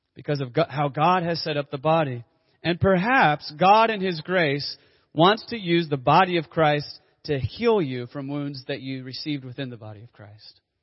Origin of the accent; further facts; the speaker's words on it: Dallas, Texas, United States; as a kid growing up in Dallas Fort Worth